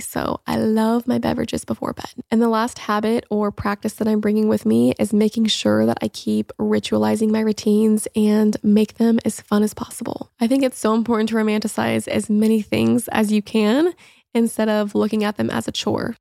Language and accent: English; Indiana, United States; moved away as an adult; also born or lived in Los Angeles; now in Florida, United States; I grew up in Indiana and have spent most of my life there, aside from the few years that I lived in L